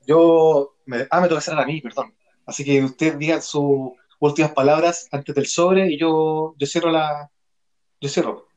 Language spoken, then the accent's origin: Spanish; Chile; somos cagüineros los chilenos